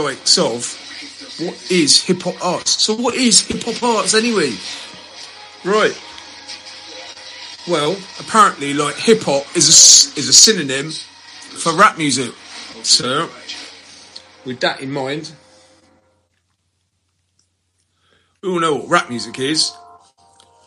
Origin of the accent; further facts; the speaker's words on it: United Kingdom; being British